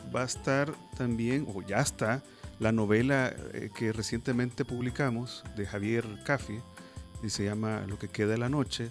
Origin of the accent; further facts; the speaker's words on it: El Salvador; nosotros como sociedad, como salvadoreños